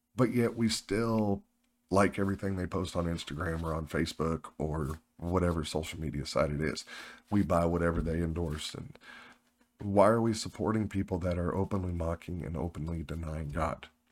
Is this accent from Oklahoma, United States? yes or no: yes; Oklahoma, United States; moved away; I'm originally from Oklahoma